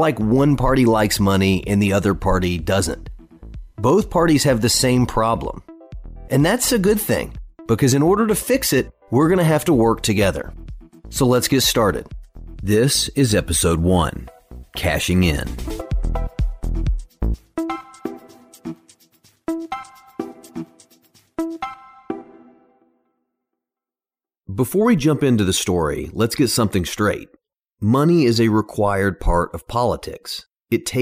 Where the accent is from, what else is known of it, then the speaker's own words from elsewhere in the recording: East Tennessee, United States; also born or lived in Washington, D.C.; I grew up in East Tennessee and spent a lot of time in D.C. as the son of an influential 8-term member of Congress